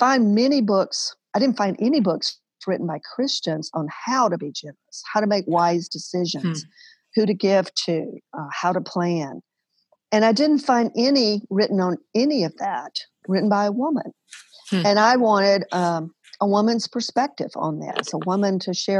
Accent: Alabama, United States; moved away as an adult; also born or lived in New Orleans; I grew up in Alabama

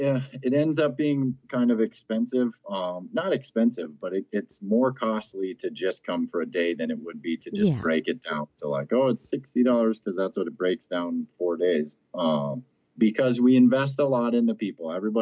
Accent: Ireland; I'm a proud Irishman as well as a harmonica.

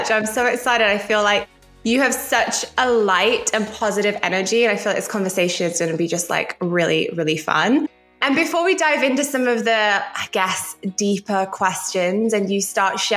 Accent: Bolton, North West England, United Kingdom; I was born in Bolton in Greater Manchester in England.

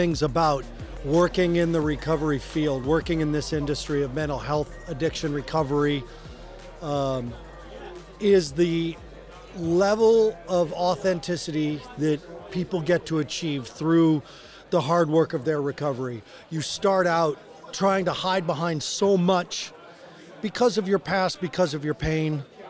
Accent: Boulder, Colorado, United States; I'm from Boulder, Colorado

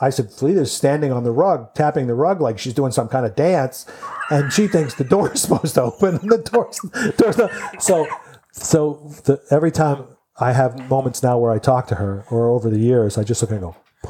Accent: Ohio, United States; No, I'm from Ohio.

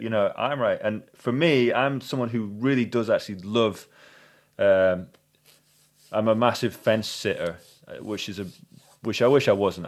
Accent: United Kingdom; we're British slash European

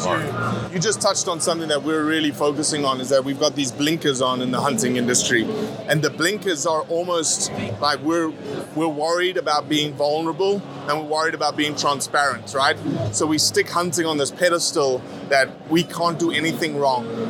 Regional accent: Johannesburg, Gauteng, South Africa; also born or lived in Mozambique; now in United States; where I was raised in South Africa and Mozambique. Uh, I lived in a town, Johannesburg

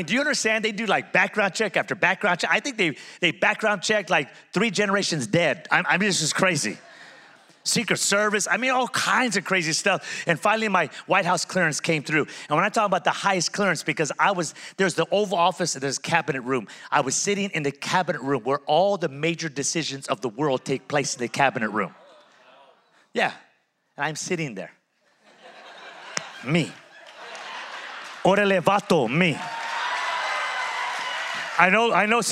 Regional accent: Pico Rivera, California, United States; now in Las Vegas, United States; I'm from Pico Rivera

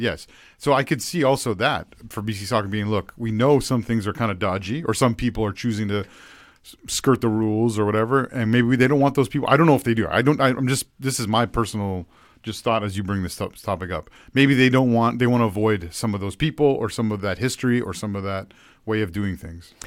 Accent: Ontario, Canada; growing up in Ontario

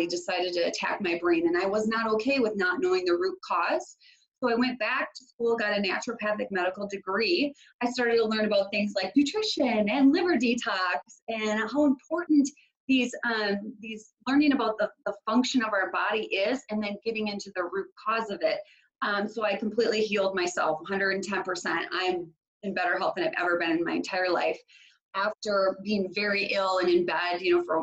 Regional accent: Minneapolis–Saint Paul, Minnesota, United States; So I am from the Twin Cities in Minnesota, and I was born and raised here.

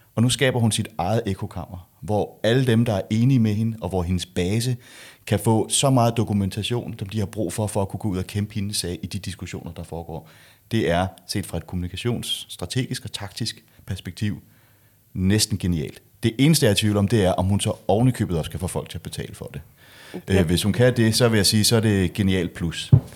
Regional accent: Denmark; jeg er jo dansker

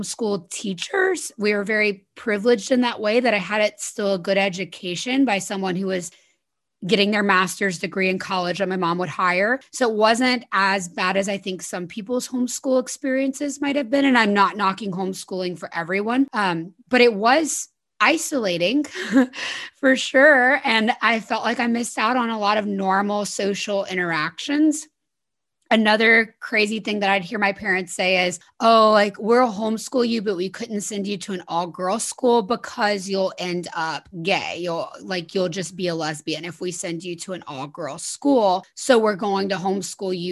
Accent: South Louisiana, United States; I was born in South Louisiana. So very Southern, very Christian, very Republican community. And I was brought up going to political rallies

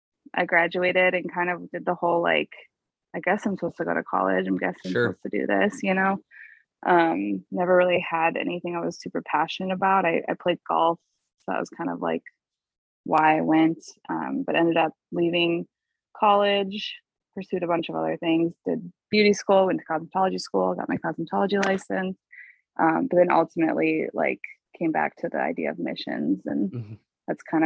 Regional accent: River Falls, Wisconsin, United States; I grew up, I mean, yeah, in Wisconsin, River Falls, Wisconsin, a small town, kind of in the Minnesota area where it's sure. really close to Minnesota

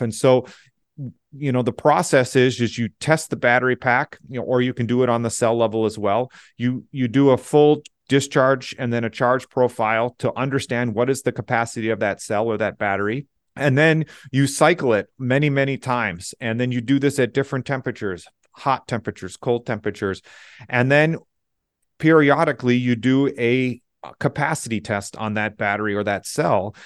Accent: Southeast Michigan, United States; moved away as an adult; also born or lived in Austria; I grew up in Southeast Michigan

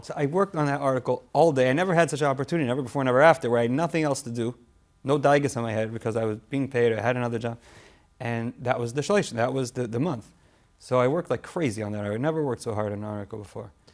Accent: Toronto, Ontario, Canada; moved away as an adult; also born or lived in Cincinnati; I grew up in Toronto um, lived there until I got married

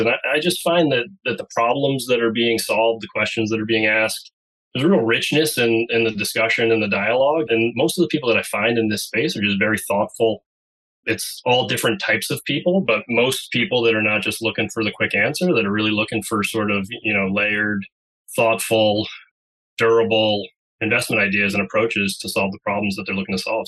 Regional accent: Andover, Massachusetts, United States; I'm from Andover, Massachusetts. You know, I've been here for many years since I was a freshman in high school is when we moved here back in the early 90s

